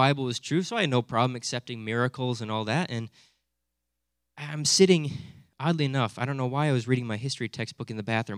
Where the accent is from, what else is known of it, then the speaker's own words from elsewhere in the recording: Hudsonville, Michigan, United States; growing up in Hudsonville, I just sort of assumed that everyone's a Christian